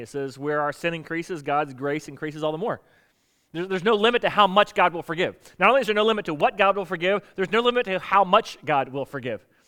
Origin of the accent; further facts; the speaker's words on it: South Florida, United States; now in Virginia, United States; I grew up in South Florida